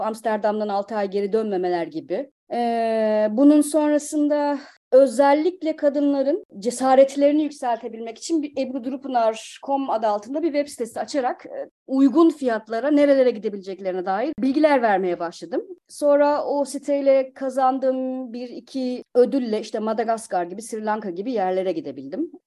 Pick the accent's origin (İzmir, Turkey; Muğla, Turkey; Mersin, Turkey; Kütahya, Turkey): Kütahya, Turkey; moved away as an adult; also born or lived in Ankara / Bodrum / Istanbul; now in Hamburg, Germany; Kütahya doğumluyum.